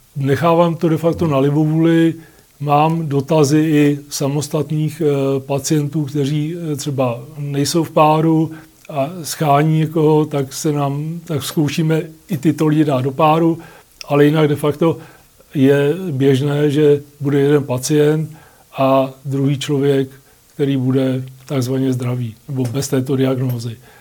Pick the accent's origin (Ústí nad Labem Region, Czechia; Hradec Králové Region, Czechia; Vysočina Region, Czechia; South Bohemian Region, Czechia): Ústí nad Labem Region, Czechia; Litoměřice; jsem z Litoměřic